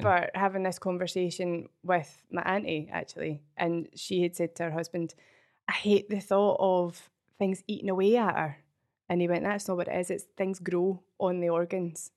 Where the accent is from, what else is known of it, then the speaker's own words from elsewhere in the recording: Falkirk, Scotland, United Kingdom; also born or lived in Oakbridge; I'm from Falkirk originally.